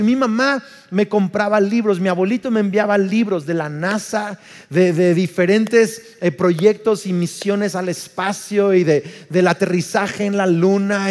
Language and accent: Spanish; Uruapan, Michoacán, Mexico; soy más mexicano que el nopal, nací en Uruapan, Michoacán